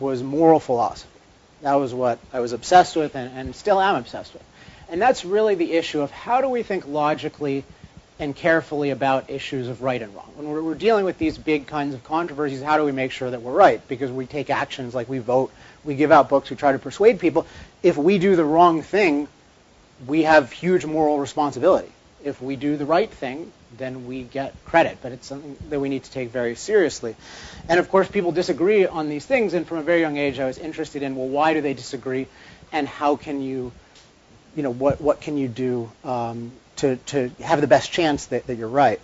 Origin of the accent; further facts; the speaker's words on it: Chevy Chase, Maryland, United States; now in California, United States; I grew up in Maryland at a place called Chevy Chase, Maryland